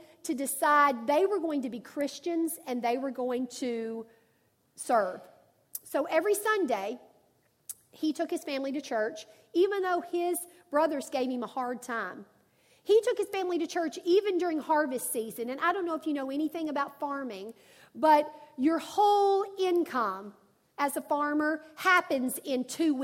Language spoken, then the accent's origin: English; Arkansas, United States; I'm from Arkansas, and my granddad was a farmer